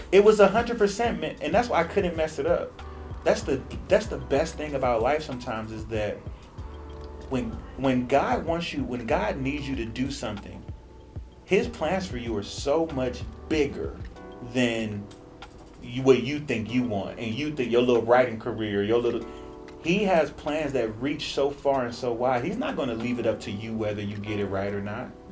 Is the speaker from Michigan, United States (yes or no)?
no; Cleveland, Ohio, United States; now in Los Angeles, United States; I'm a writer from Cleveland, Ohio, currently living in Los Angeles, California